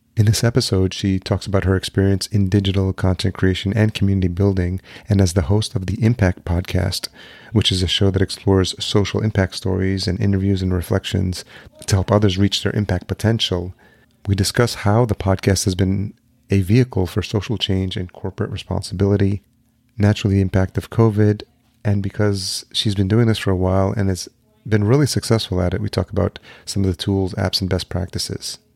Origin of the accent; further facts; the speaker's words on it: Yonkers, New York, United States; also born or lived in El Salvador / Los Angeles / Atlanta; now in Minneapolis, United States; I was born in El Salvador. And then I, but I came here when I was a year old and then grew up in Yonkers, New York, which is just outside New York City